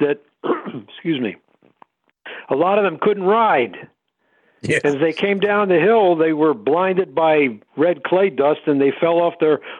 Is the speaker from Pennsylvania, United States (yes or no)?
yes; Philadelphia, Pennsylvania, United States; I'm a fan of the Eagles, you know, because I grew up in Philly.